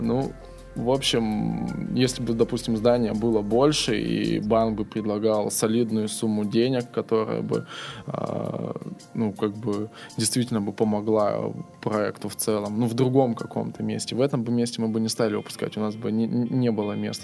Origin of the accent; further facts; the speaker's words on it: Irkutsk, Irkutsk Oblast, Russia; moved away as an adult; now in Saint Petersburg, Russia; я сам из Иркутска, недалеко от Байкала